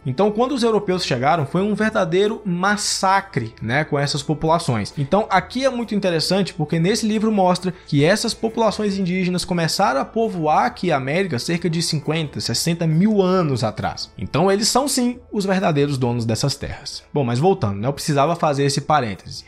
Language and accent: Portuguese; Brazil